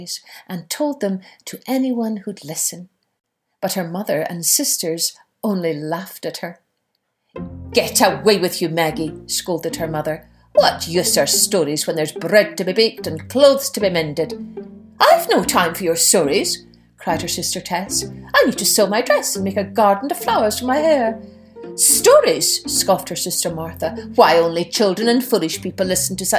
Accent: Scotland, United Kingdom; as a wee girl growing up in Scotland

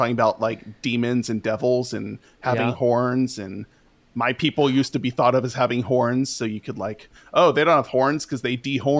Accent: California, United States; I'm from California. So I've lived all over California. I've lived all the way up, all the way down, and it's all fine.

